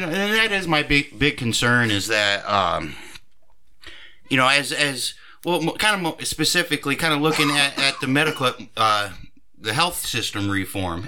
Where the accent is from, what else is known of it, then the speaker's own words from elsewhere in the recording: United States; we as Americans